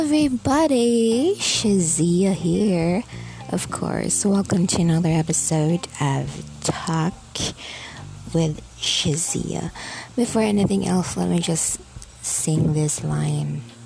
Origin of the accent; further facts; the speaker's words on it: Philippines; I was born here in the Philippines